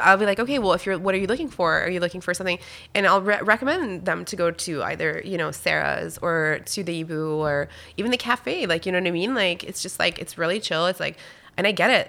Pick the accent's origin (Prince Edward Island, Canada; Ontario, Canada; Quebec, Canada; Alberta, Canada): Quebec, Canada; Wakefield; first language French; English is a second language; moved away as an adult; also born or lived in Val-d'Or, Quebec / Whistler, British Columbia; I grew up in Wakefield